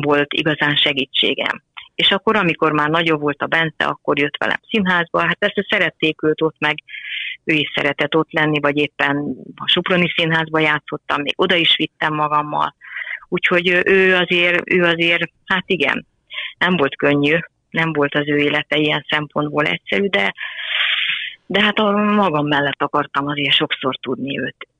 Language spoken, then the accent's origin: Hungarian; Nagybajom, Somogy, Hungary; now in Szentendre, Hungary; én is Somogyi vagyok, nagybajomi